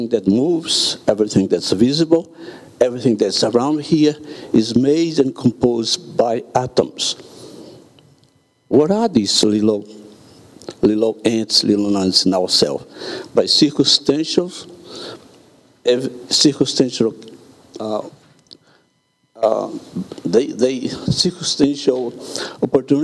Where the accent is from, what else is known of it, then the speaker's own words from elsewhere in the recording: Brazil; I'm from Brazil.